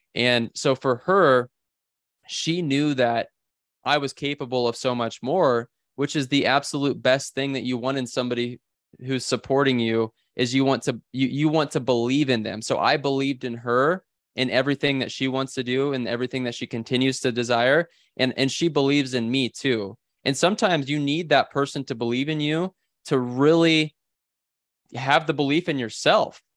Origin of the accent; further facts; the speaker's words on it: Bellwood, Nebraska, United States; in Bellwood, Nebraska is where I, I was born and raised